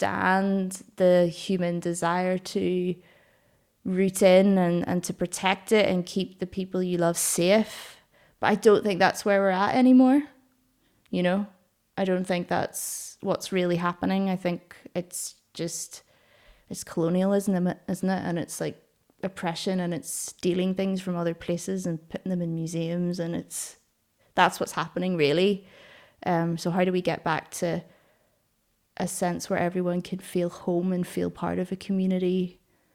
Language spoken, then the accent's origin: English; Northern Ireland, United Kingdom; moved away as an adult; now in Glasgow, United Kingdom; I was born in Northern Ireland